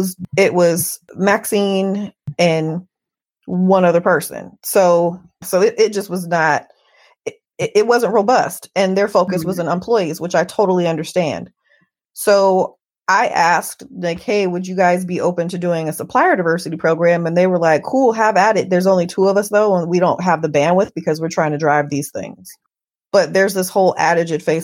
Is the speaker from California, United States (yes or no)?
yes; Oakland, California, United States; I'm an Oakland native.